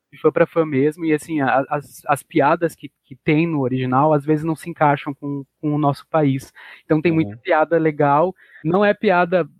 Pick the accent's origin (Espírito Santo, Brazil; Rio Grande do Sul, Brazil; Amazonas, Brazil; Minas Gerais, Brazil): Rio Grande do Sul, Brazil; Porto Alegre; aqui no Sul, eu sou de Porto Alegre